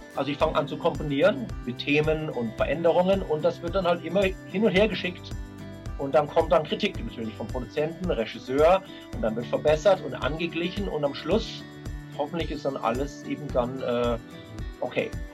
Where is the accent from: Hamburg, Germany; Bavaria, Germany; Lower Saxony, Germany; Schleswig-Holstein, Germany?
Bavaria, Germany; Munich; also born or lived in Karlsruhe; ich bin also in München groß geworden